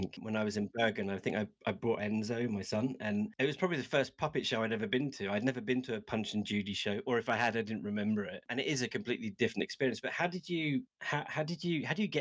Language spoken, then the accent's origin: English; United Kingdom; I'm British